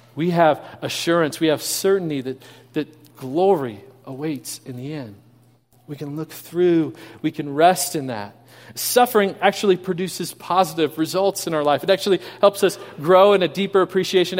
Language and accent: English; Kansas City, Missouri, United States; moved away; I grew up in Kansas City.